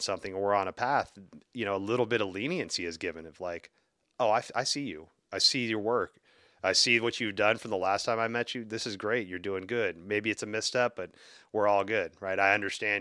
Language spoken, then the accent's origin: English; the South, United States; I grew up in the South